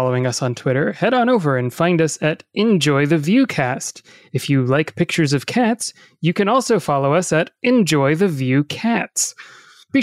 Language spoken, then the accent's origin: English; the South, United States; accent: Southern; I'm from the South